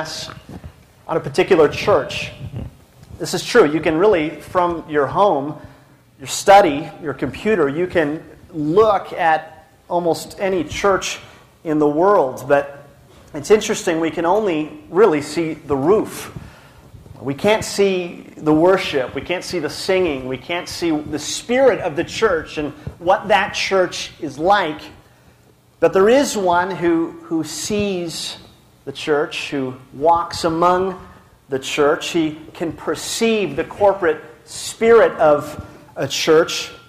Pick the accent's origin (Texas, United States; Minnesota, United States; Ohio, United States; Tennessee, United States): Minnesota, United States; moved away as an adult; also born or lived in Colorado; now in Littleton, United States; I am from Minnesota